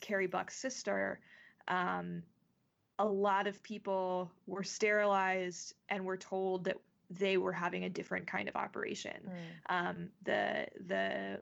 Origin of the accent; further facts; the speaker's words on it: North Carolina, United States; my home state of North Carolina